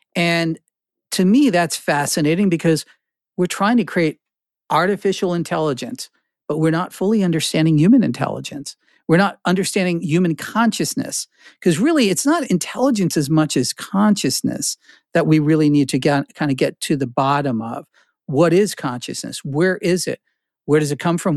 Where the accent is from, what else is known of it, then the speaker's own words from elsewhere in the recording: New Jersey, United States; also born or lived in Newark, New Jersey / Carteret, New Jersey / Flemington, New Jersey / Princeton, New Jersey; I was born in Newark, I, I, I, uh, had my young life in Carteret, the armpit of New Jersey, and then I wound up in Flemington.